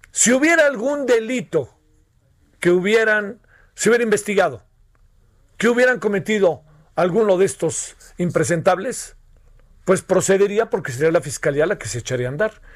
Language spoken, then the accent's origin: Spanish; Mexico; somos mexicanos